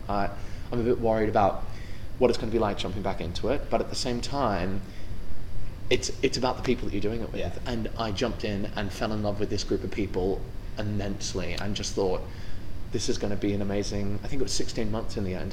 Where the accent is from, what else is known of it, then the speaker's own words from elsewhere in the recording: Australia; moved away; I'm from Australia